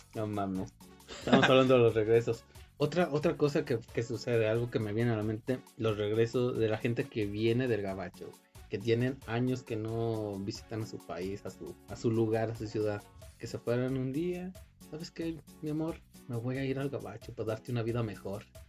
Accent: Mexico; aquí en México

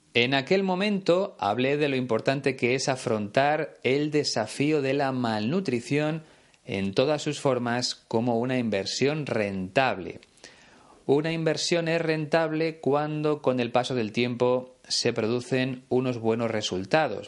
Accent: Spain; aquí en mi país, en España

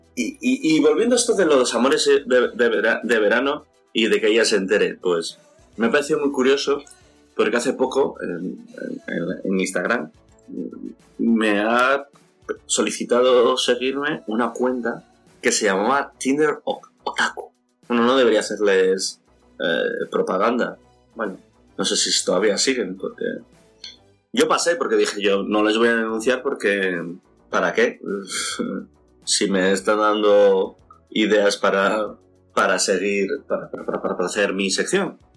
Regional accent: Avilés, Asturias, Spain; soy de Avilés

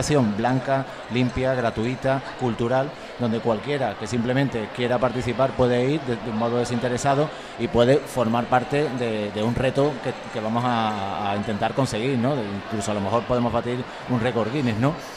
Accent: Andalusia, Spain; somos andaluces todo el estudio

